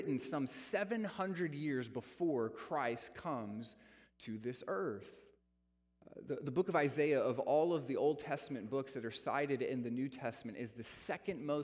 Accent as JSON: {"language": "English", "region": "Texas", "country": "United States", "tie": "born or raised there", "also_born_or_lived": "South Dakota", "said": "I was born in South Dakota, but have lived in Texas all my life"}